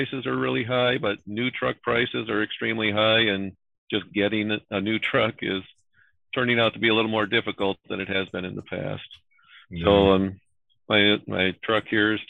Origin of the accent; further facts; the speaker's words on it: Iowa, United States; I'm from Iowa